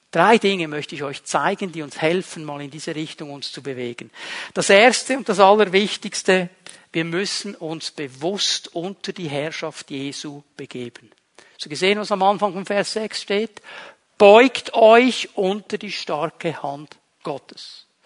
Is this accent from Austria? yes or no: no; Switzerland; Bin ja Schweizer, muss eine gewisse Sicherheit noch haben